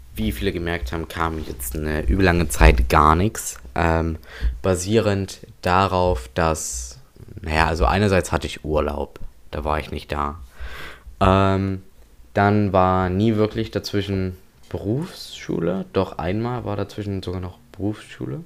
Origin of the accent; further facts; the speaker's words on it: Waldheim, Saxony, Germany; bei uns in Waldheim